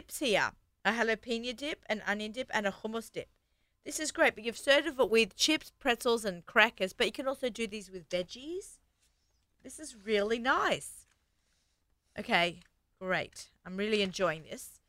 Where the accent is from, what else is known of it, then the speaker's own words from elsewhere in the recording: Australia; now in Long Island, United States; I'm from Australia